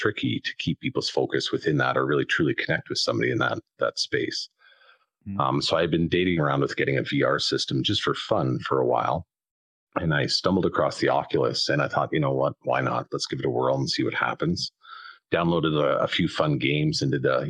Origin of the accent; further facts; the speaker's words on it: southern Alberta, Canada; I'm Canadian out on the west side in South in Alberta